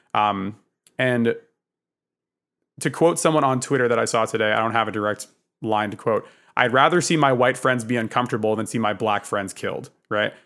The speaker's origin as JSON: {"language": "English", "region": "Northern New Jersey", "country": "United States", "tie": "born or raised there", "said": "I was born in New Jersey in the north"}